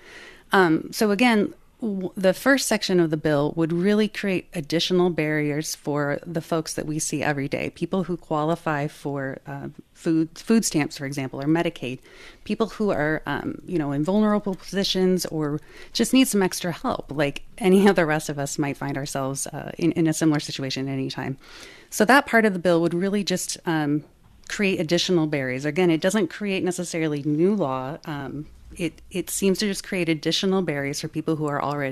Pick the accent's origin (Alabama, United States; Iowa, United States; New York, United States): Iowa, United States; I grew up in Iowa